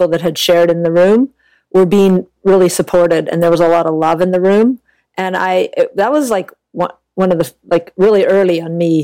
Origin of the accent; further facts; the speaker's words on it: an hour east of Vancouver, British Columbia, Canada; I was born and raised in Canada, just about an hour east of Vancouver